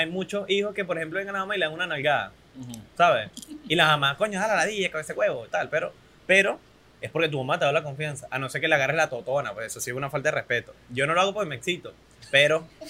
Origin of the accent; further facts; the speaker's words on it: Venezuela; soy un venezolano promedio